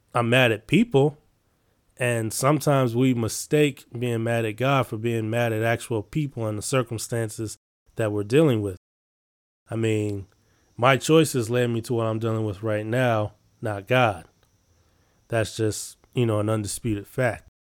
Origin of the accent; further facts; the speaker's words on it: Chicago, Illinois, United States; I'm from Chicago